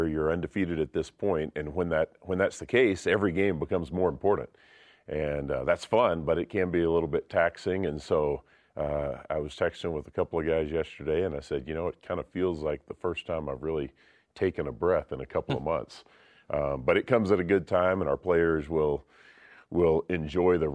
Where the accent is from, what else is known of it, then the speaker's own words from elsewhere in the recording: Texas, United States; also born or lived in El Paso, Texas; I'm from Texas and spent several years in El Paso